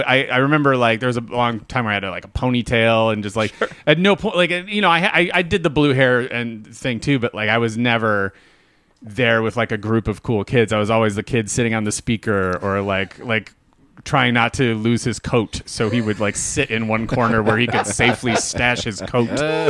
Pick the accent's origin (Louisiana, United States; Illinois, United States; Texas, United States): Illinois, United States; Chicago; also born or lived in Homewood, United States